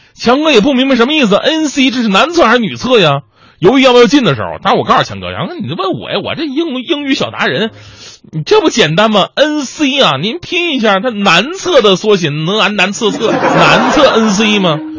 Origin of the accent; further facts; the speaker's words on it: China; 咱们是中国人